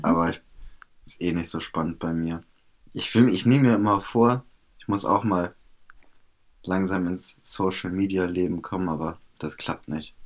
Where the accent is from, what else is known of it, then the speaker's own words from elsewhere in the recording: Bremen, Germany; bei uns in Bremen